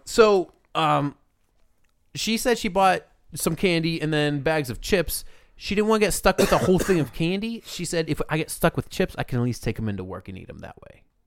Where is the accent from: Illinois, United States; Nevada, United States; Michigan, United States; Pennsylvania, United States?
Pennsylvania, United States; Pittsburgh; moved away; I'm from Pittsburgh